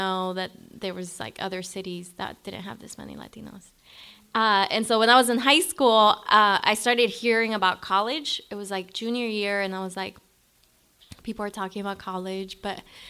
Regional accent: Managua, Nicaragua; moved away; I was born in Managua, Nicaragua, in a barrio called Chico Pelon.

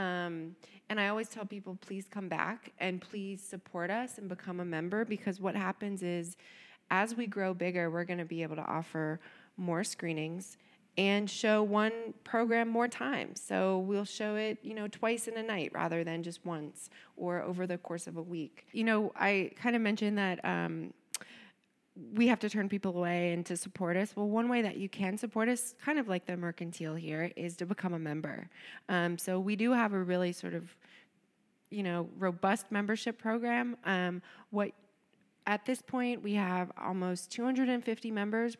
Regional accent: Cincinnati, Ohio, United States; also born or lived in Ann Arbor, Michigan; I'm actually from Cincinnati, uh, grew up here, went to Walnut Hills High School

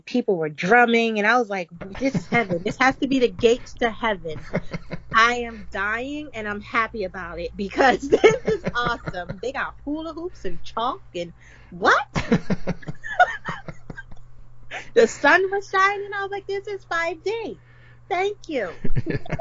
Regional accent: East Coast, United States; now in California, United States; It was definitely a big change coming from the East Coast here. But I am so glad that I grew up where I did

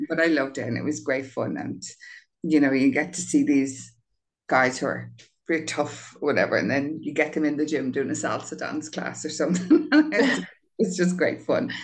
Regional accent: Dublin, Leinster, Ireland; I grew up on Grand Canal Street beside Lansdowne Road

